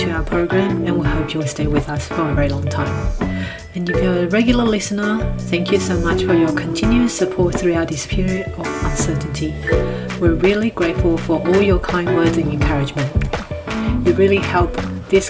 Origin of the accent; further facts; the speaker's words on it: Changhua County, Taiwan; moved away; I was from Zhanghua as well